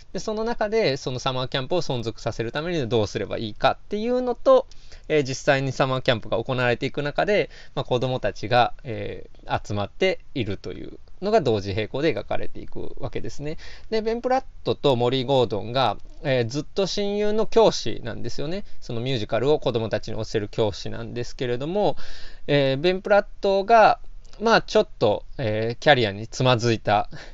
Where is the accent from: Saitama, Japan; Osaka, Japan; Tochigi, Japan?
Osaka, Japan; 四十年近く大阪に住んできた